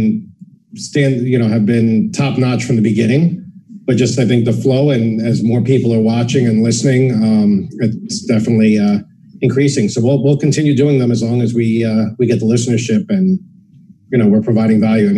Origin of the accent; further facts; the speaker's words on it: Nevada, United States; I have several properties in my home state of Nevada